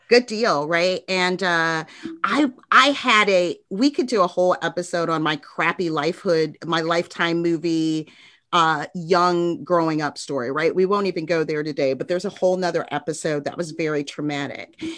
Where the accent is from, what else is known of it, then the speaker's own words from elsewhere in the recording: Chicago, Illinois, United States; moved away as an adult; also born or lived in Indianapolis; now in Jacksonville, United States; I grew up on the south side of Chicago, met my husband there